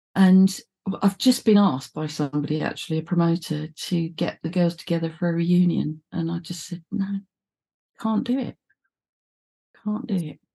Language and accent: English; London, United Kingdom; I was from the East End